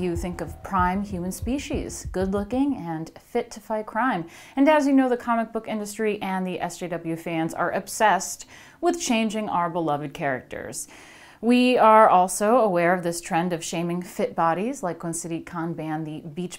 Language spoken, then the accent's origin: English; New York, United States; I'm from New York.